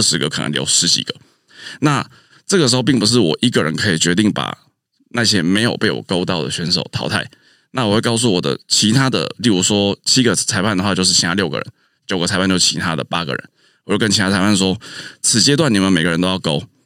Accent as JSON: {"language": "Chinese", "region": "Taichung", "country": "Taiwan", "also_born_or_lived": "Taipei", "moved": "as an adult", "said": "暑假的时候回到台中"}